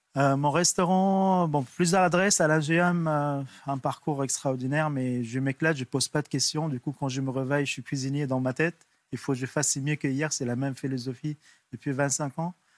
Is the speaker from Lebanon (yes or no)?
yes; Lebanon; moved away as an adult; also born or lived in Liberia; Partir au Liban avec la guerre civile